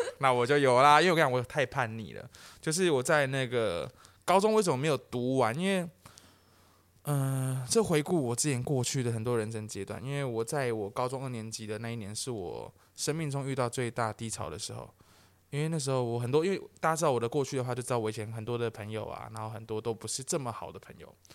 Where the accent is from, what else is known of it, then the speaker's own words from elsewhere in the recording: Taiwan; 我是台湾人